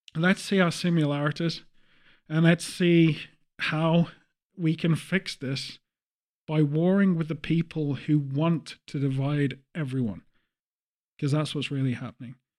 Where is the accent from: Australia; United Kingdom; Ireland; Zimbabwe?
United Kingdom; England; as an English person